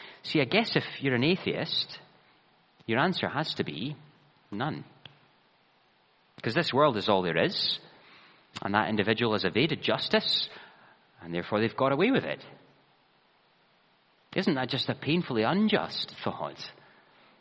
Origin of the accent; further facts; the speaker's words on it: Ayrshire, Scotland, United Kingdom; the church I grew up in Ayrshire